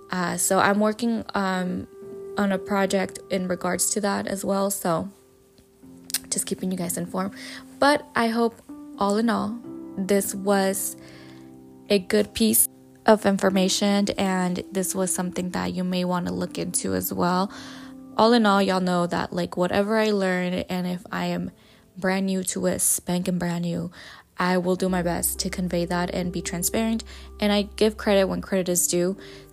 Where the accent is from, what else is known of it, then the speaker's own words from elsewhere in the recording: Jalisco, Mexico; like I was raised and born in Jalisco, Mexico.